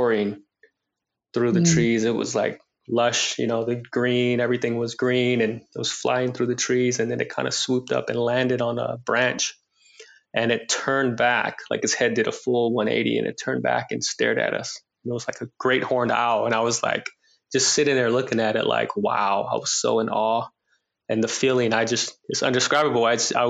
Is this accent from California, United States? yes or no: yes; Oakland, California, United States; growing up in Oakland, I have three brothers, a one bedroom apartment